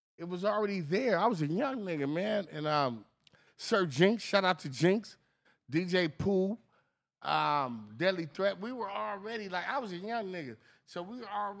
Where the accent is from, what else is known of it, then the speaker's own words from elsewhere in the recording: Los Angeles, California, United States; I'm from Los Angeles.